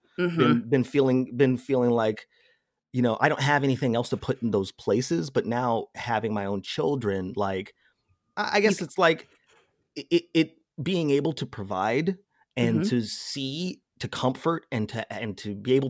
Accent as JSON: {"language": "English", "town": "Las Vegas", "region": "Nevada", "country": "United States", "tie": "born or raised there", "said": "Las Vegas, Nevada."}